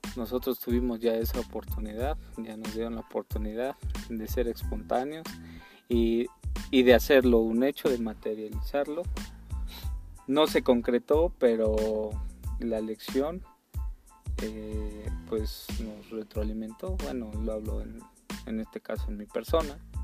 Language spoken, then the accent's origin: Spanish; Mexico; somos mexicanos